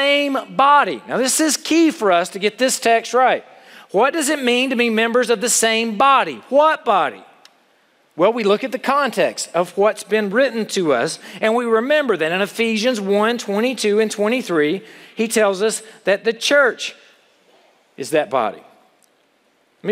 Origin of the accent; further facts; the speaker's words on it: United States; as an American